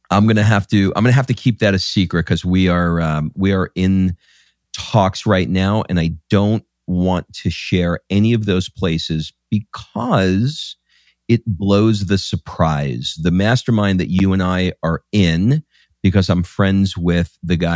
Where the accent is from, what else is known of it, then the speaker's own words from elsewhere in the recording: New York, United States; I grew up in New mm. York